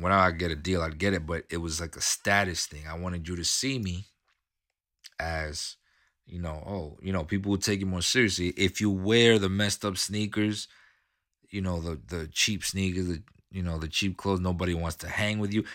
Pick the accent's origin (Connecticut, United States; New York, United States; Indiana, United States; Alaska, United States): New York, United States; New York City; I grew up in New York City, okay? I, I grew up in Queens